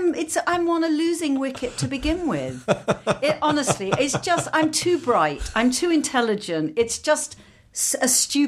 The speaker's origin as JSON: {"language": "English", "region": "London", "country": "United Kingdom", "tie": "born or raised there"}